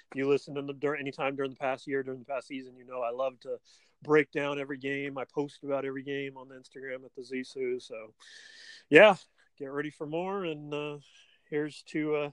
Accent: California, United States; Like all them years growing up in the Bay and all the free tickets I used to get and go to the game

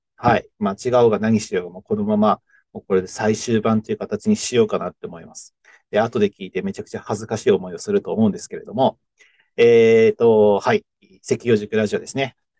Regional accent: Fuchu, Hiroshima, Japan; moved away as an adult; 広島県の府中市っていうところで、福山、福山っていうところがあって、えー、そこは結構知ってる人多いかもしれないですけど、福山の、えー、ちょっと北側、山の方ですね、えー、にある、うー、しでございます。で、えっと、まあ、そこにですね、高校を卒業して、僕一年浪人しているので、えー、浪人時代、一浪

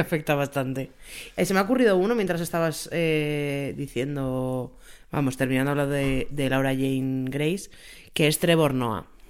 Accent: Tres Cantos, Community of Madrid, Spain; yo soy de Tres Cantos

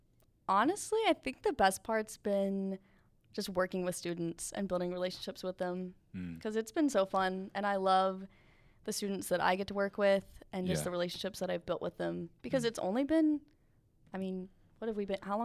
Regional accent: Alabama, United States; accent: Southern; I have my big Southern accent. I was from down in South Alabama.

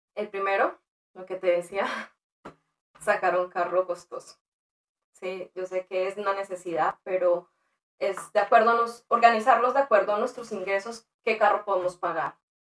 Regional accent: Colombia; moved away as an adult; now in United States; en mi país eh, yo estudié negocios, trabajaba con empresas como el SENA, Bavaria, Fenalco

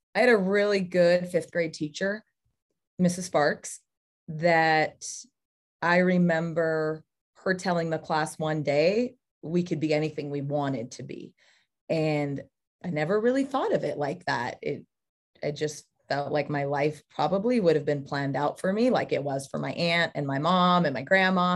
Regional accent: Ceres, California, United States; moved away; I grew up in the Central Valley of California, went to Ceres

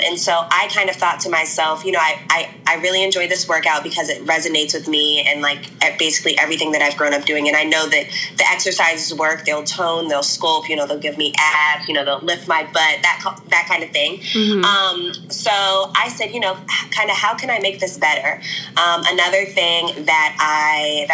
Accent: United States; I am from the DMV area.

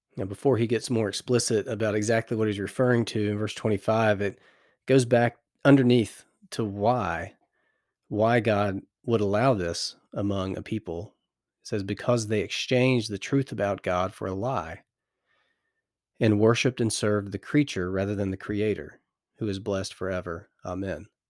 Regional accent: United States; accent: American; my American accent

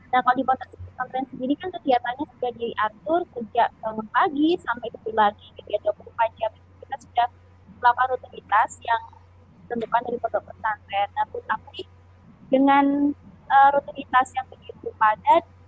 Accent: Semarang, Central Java, Indonesia; aku dari Semarang nih, jadi tapi tuh nggak bisa bahasa Jawa

